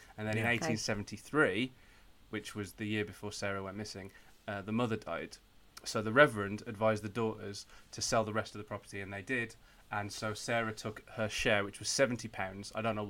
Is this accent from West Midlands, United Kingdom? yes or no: yes; Great Wyrley, West Midlands, United Kingdom; I'm from Great Whirley, which is now now most people know Great Whirley as being one of the toll booths on the M6 toll.